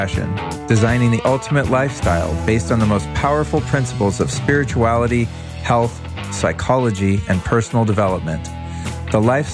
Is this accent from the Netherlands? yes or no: no; California, United States; moved away as an adult; also born or lived in Denver, Colorado; now in Austin, United States; I feel like I'm from California. I mean, I was born in Denver, but I've lived there, you know, for the most part since I was a kid